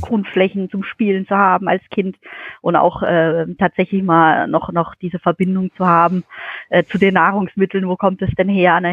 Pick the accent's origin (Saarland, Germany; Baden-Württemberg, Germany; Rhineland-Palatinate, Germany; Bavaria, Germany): Baden-Württemberg, Germany; Kraichgau; komme aus dem schönen Greichgau, äh, aus dem kleinen Örtchen Wiesloch oder auch Schaffhausen, das ist so mein, mein Heimatort, äh, wo ich 20 Jahre meines Lebens verbracht